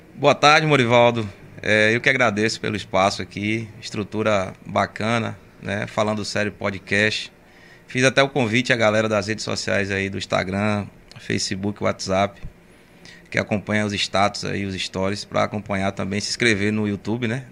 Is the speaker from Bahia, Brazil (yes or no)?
yes; Camaçari, Bahia, Brazil; accent: meio pernambucano; also born or lived in Pernambuco; cheguei em Camaçari recém-nascido, três meses